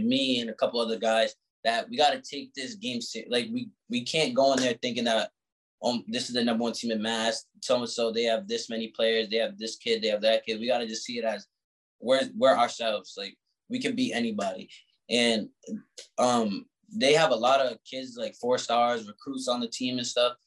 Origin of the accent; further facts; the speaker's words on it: Providence, Rhode Island, United States; I'm from Providence